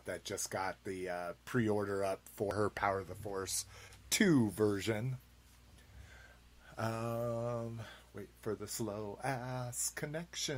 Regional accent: New Mexico, United States; now in Colorado, United States; Growing up in New Mexico

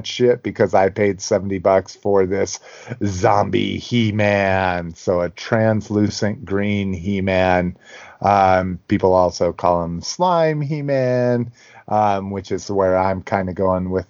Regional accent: New Mexico, United States; moved away; I grew up in New Mexico, and even when I was 18, so 25 years ago

